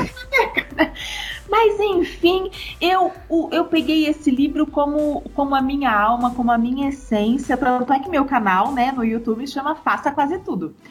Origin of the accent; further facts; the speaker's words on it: Matão, São Paulo, Brazil; moved away as an adult; also born or lived in Fortaleza, Ceará; Eu sou de Matão, do interior de São Paulo.